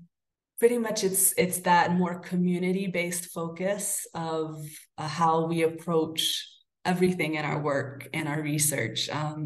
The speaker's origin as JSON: {"language": "English", "town": "Salem", "region": "Massachusetts", "country": "United States", "tie": "born or raised there", "lives_now": "Guanajuato, Mexico", "said": "And I'll speak kind of specifically of my hometown of Salem and of Guanajuato. Salem, Massachusetts, just like Guanajuato, is a very small but a very vibrant colonial city."}